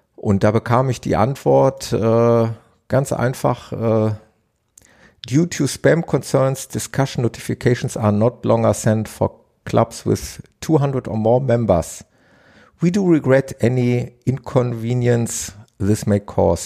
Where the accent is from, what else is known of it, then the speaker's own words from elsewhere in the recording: Ruhr area, North Rhine-Westphalia, Germany; hier bei uns im Ruhrgebiet